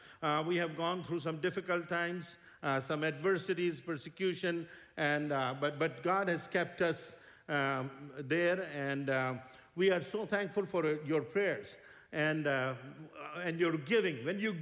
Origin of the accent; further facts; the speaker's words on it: India; we come from India.